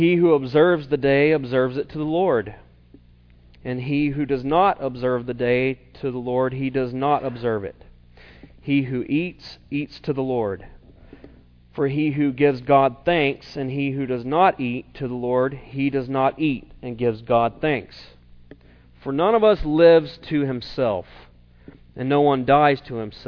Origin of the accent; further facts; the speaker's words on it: South Carolina, United States; moved away; growing up in South Carolina